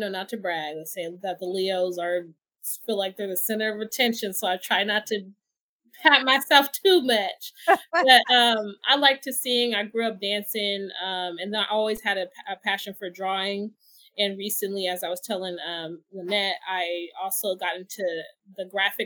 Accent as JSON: {"language": "English", "region": "Northern California", "country": "United States", "also_born_or_lived": "Oakland", "moved": "yes", "lives_now": "Solano County, United States", "said": "I came from Northern California, and it's really country."}